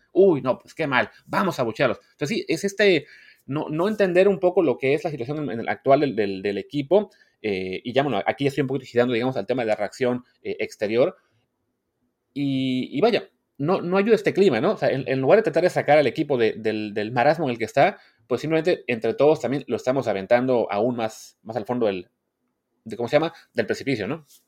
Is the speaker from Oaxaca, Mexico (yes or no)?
no; Veracruz, Mexico; moved away; soy de Veracruz